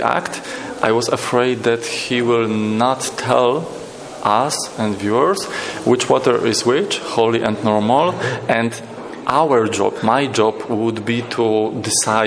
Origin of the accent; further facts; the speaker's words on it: Wrocław, Lower Silesian Voivodeship, Poland; I'm from Wrocław, Poland.